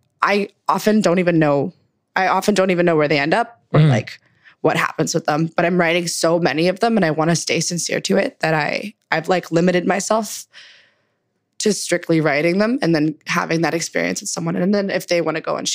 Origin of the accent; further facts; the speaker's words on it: Markham, Ontario, Canada; also born or lived in Scarborough, Toronto / Zahle, Lebanon (parents); My family moved to Markham when I was about like 6 or 7, which is a suburb in the GTA